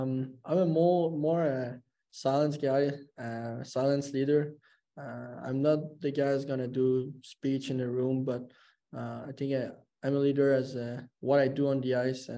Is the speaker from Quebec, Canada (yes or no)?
yes; Quebec, Canada; I'm from Quebec, so most of my family and friends are Habs fans.